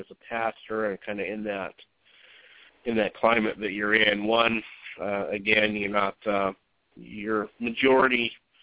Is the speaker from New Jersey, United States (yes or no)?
no; Utah, United States; moved away as an adult; also born or lived in Oregon; now in South Carolina, United States; I grew up in Utah, but when I think I was 23, my parents had moved to Oregon